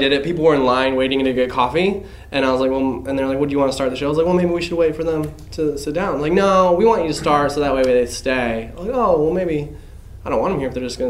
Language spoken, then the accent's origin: English; Indiana, United States; moved away; also born or lived in Chicago; I was from Indiana